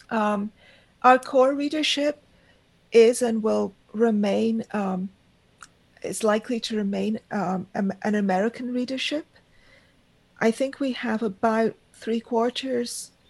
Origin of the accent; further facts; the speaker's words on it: India; and of course, I, I am Indian and I have that connection.